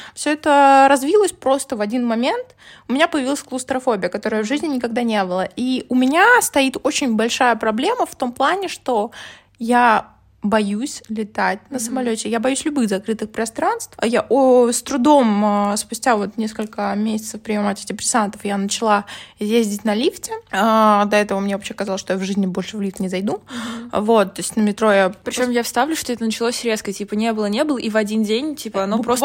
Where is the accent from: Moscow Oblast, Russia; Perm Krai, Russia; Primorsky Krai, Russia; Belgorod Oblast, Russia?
Moscow Oblast, Russia; я как бы из Подмосковья